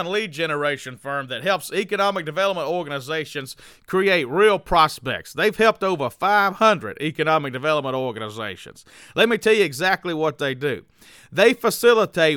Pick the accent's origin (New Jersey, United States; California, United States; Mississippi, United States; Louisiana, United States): Mississippi, United States; Wayne County; So I'm from Wayne County, Mississippi